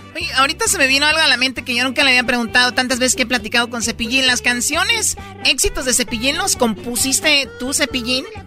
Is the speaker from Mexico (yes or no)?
yes; Tepatitlán, Jalisco, Mexico; Yo soy de Jalisco, de Tepatitlán